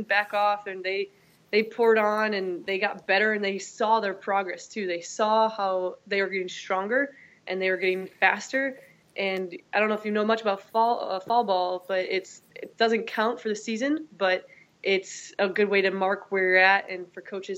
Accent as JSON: {"language": "English", "region": "Wisconsin", "country": "United States", "also_born_or_lived": "Georgia / Mississippi / North Carolina", "moved": "as an adult", "lives_now": "Arizona, United States", "said": "I'm originally from Wisconsin, did my undergrad at Wisconsin La Crosse"}